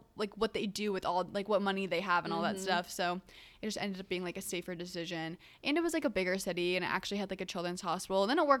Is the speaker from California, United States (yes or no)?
no; Kansas, United States; because I'm like from Kansas, yeah. So I was getting I get in-state tuition